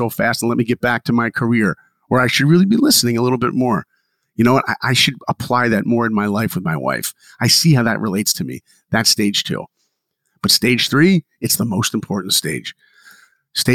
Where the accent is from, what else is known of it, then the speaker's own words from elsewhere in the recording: Philadelphia, Pennsylvania, United States; moved away; also born or lived in New York; I grew up in Philadelphia